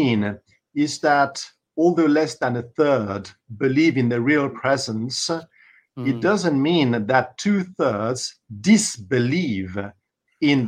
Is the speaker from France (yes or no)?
yes; France; moved away; also born or lived in Paris; I was brought up in the Mass in French, in my in my country of origin, in France, and in the country, and in Paris